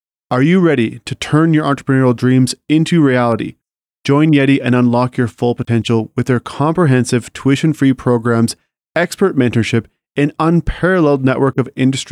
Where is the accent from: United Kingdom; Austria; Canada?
Canada; Saskatoon, Saskatchewan; I'm from Saskatoon